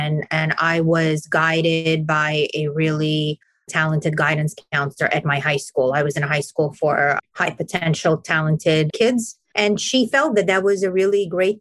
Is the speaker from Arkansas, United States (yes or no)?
no; New York City, New York, United States; I grew up in Brooklyn, New York